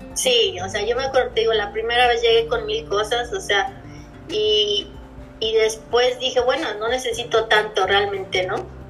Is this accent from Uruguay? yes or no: no; Mexico City, Mexico; also born or lived in Puebla / Playa del Carmen / Cozumel / Chicago; now in Pittsburgh, United States; Yo vivía, vivía en Puebla, pero soy originaria de la Ciudad de México